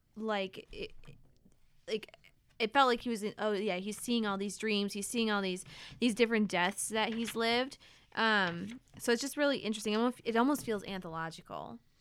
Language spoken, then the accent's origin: English; Fulton, New York, United States; moved away as an adult; now in Bellingham, United States; I'm originally from, uh, upstate New York